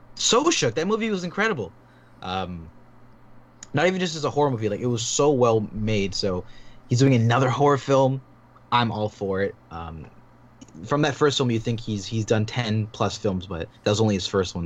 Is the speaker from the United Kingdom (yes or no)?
no; Toronto, Ontario, Canada; I'm from I'm from Toronto